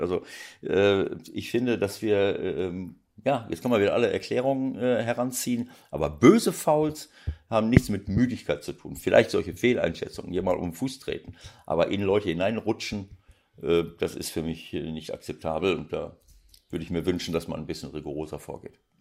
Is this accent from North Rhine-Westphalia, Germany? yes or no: yes; Bielefeld, North Rhine-Westphalia, Germany; now in Hamburg, Germany; es ist meine Heimat